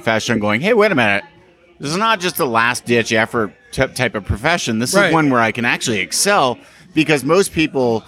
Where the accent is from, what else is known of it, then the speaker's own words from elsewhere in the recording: Canada; I'm Canadian